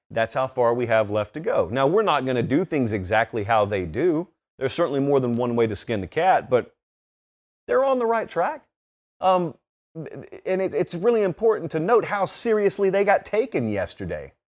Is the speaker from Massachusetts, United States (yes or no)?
no; Georgia, United States; moved away; get back to my home state